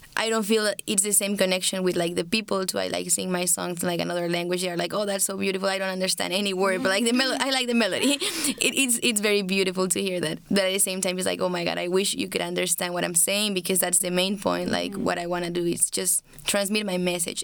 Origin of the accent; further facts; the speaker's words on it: Bolivia; I'm from Bolivia